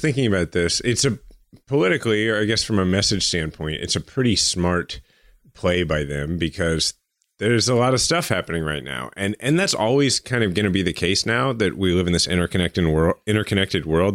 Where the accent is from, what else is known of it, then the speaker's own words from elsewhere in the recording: United States; I'm an American